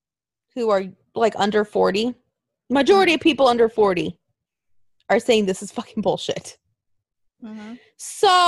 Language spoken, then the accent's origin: English; the South, United States; born there; Well, I was born in the South and that's all I heard.